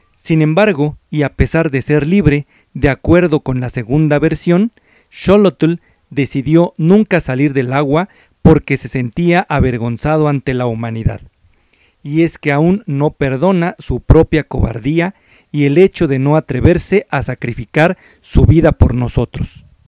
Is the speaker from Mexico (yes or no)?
yes; Mexico; nuestra identidad como mexicanos